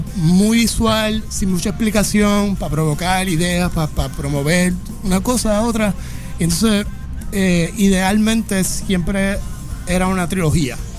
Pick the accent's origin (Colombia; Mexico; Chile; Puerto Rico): Puerto Rico; yo soy de Juntas, Puerto Rico